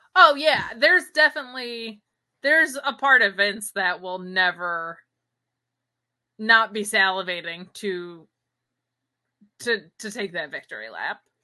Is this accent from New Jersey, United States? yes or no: no; Binghamton, New York, United States; moved away; my hometown of Binghamton, New York, or my former hometown, my O G hometown